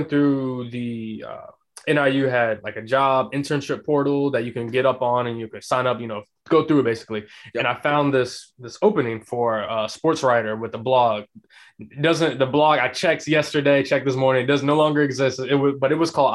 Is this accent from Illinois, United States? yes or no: yes; Chicago, Illinois, United States; moved away as an adult; now in Orlando, United States; I grew up in Chicagoland area, so I grew up a Bulls fan